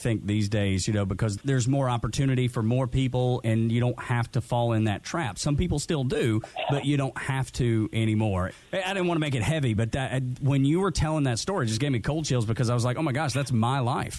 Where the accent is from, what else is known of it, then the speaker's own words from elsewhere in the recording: Dalton, Georgia, United States; I grew up in Dalton, Georgia, and there ain't nothing up there but carpet mills.